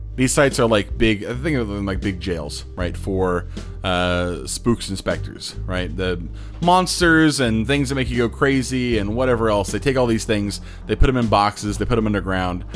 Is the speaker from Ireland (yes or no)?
no; Plainfield, Indiana, United States; I grew up in Plainfield uh, on the west side of Indianapolis near the airport.